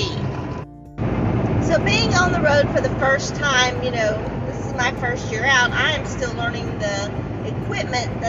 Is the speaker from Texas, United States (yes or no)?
yes; Atlanta, Texas, United States; I literally just left my hometown of Atlanta, Texas